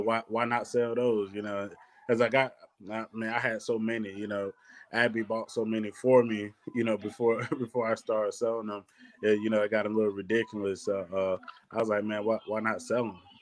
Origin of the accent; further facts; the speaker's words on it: Athens, Georgia, United States; growing up in Athens